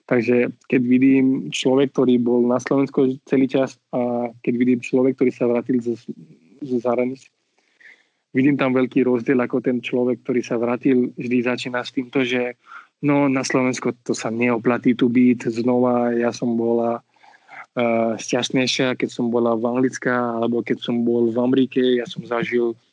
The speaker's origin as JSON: {"language": "Slovak", "country": "India", "tie": "born or raised there", "also_born_or_lived": "Switzerland / London, England", "second_language": "Slovak", "moved": "as an adult", "lives_now": "Slovakia", "said": "ja milujem svoju krajinu, ja som rodený in, tam som vyrastal a milujem svoju krajinu a tak. A zároveň Slovensko no, som si vybral ako moja krajina, moje domov."}